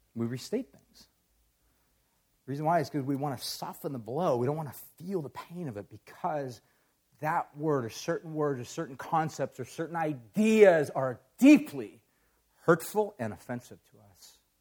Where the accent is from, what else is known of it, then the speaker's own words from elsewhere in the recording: Huntington Beach, California, United States; I grew up in Orange County, so I grew up in Huntington Beach